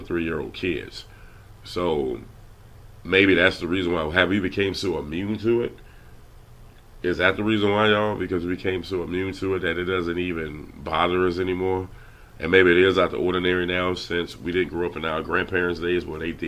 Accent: Louisiana, United States; I'm from Louisiana

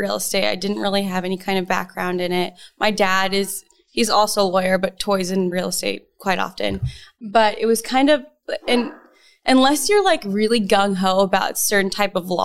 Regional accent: Arizona, United States; I am local, born and raised in Arizona

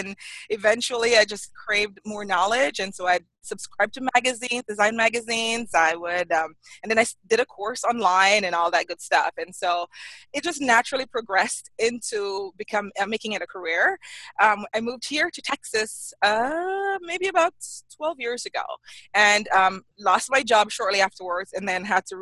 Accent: Jamaica; moved away as an adult; now in United States; I grew up in Jamaica

